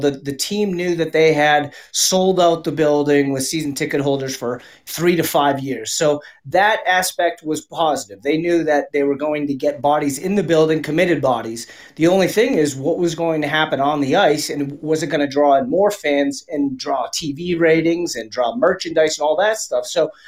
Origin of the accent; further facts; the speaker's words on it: Boston, Massachusetts, United States; moved away as an adult; now in Las Vegas, United States; I grew up in the Boston area, and I grew up as a young kid playing hockey